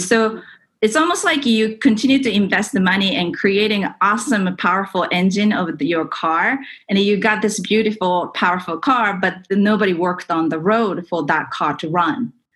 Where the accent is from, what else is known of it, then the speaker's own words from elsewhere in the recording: Japan; moved away as an adult; also born or lived in California; I grew up in Japan